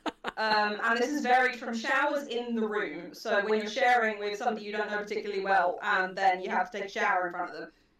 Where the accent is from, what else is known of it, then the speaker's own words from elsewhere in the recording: United Kingdom; As a Brit